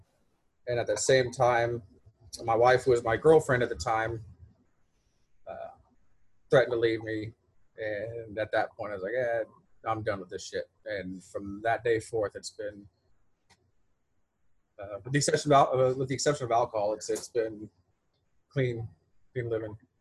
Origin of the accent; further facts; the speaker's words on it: Beeville, Texas, United States; also born or lived in Corpus Christi, Texas / San Diego, California / Tyler, Texas; Got married in my hometown of Beeville